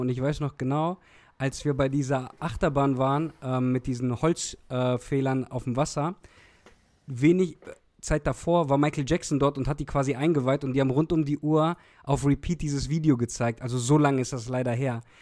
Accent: Olpe, North Rhine-Westphalia, Germany; ich komme eigentlich aus Olpe

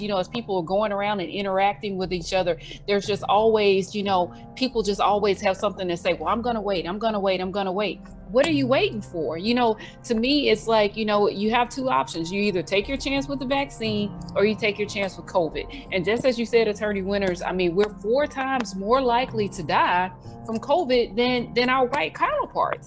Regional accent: Mobile, Alabama, United States; my hometown

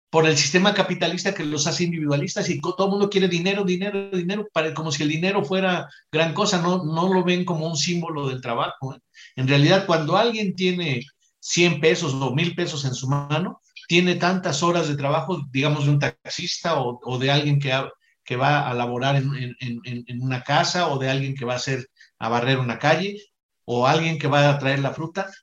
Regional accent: Mexico

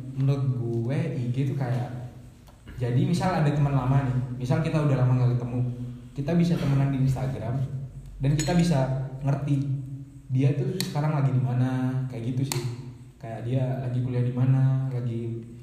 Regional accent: Bondowoso, East Java, Indonesia; also born or lived in Malang; kalau di Bondowoso itu mah bahasanya rata-rata Madura tapi nggak semuanya Madura di lingkungan gue Jawa semua

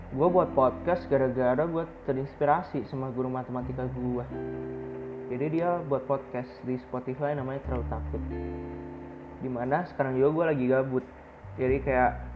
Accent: Bandung, West Java, Indonesia; gue lahir dan tinggal di Bandung

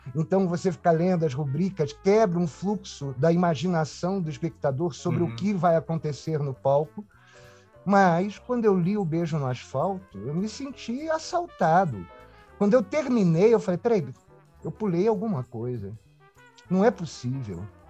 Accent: Rio de Janeiro, Brazil; moved away as an adult; also born or lived in Brás de Pina, Rio de Janeiro; now in São Paulo, Brazil; sou suburbano, né? Eu vim de Braz de Pina para Tijuca, né? Tanto quando pergunto ah, você é carioca? Eu falo pior do que carioca, eu sou tijucano

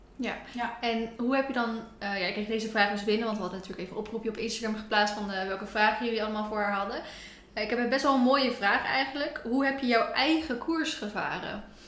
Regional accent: near Rotterdam, South Holland, Netherlands; now in Ede, Netherlands; oorspronkelijk kom ik uit de buurt van Rotterdam

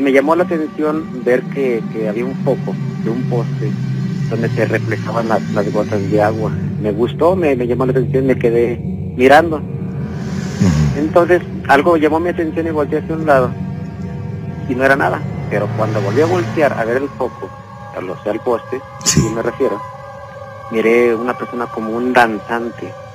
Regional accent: León, Guanajuato, Mexico; Yo soy de aquí de León, Guanajuato

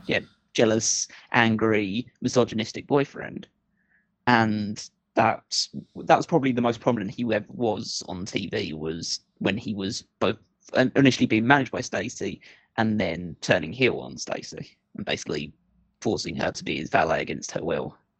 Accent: United Kingdom; I'm British

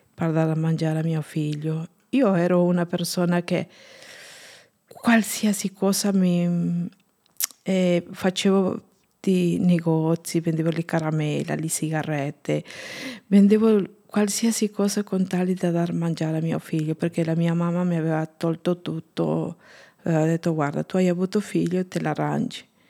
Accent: Junín, Peru; Italian is a second language; moved away as an adult; now in Italy; Sono peruviana, sono nata il 25 dicembre 1979 in Junín, Perù

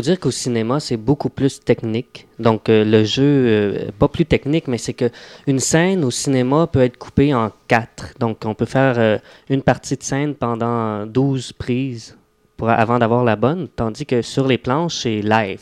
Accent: Mont-Tremblant, Quebec, Canada; je viens d'un petit bled où c'était pas tellement théâtral ou artistique. Donc, je viens de, du coin du Mont-Tremblant, Saint-Jevite.

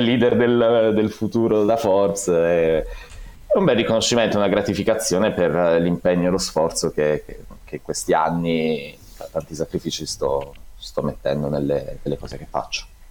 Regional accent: Palo del Colle, Apulia, Italy; moved away; also born or lived in Bitonto; Sono originario di Palo del Colle, ho fatto il liceo a Bitonto

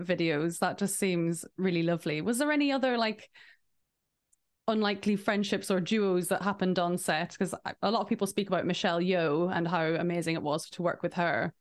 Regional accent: Ireland; accent: Irish

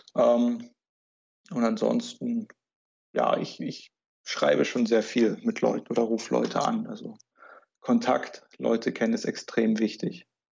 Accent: Germany; bei uns in Deutschland

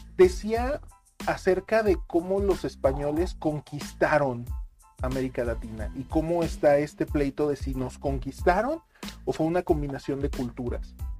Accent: Mexico

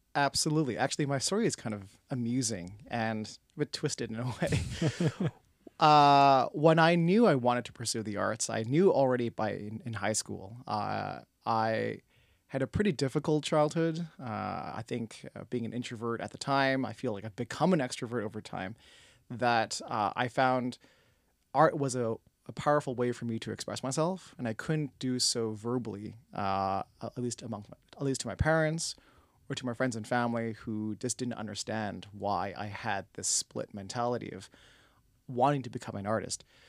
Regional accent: Toronto, Ontario, Canada; also born or lived in Scarborough; born and raised in Toronto

